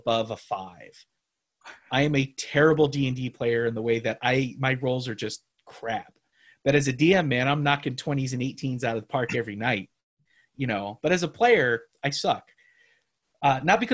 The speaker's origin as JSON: {"language": "English", "region": "Hawaii", "country": "United States", "moved": "yes", "lives_now": "Austin, United States", "said": "I'm from Hawaii"}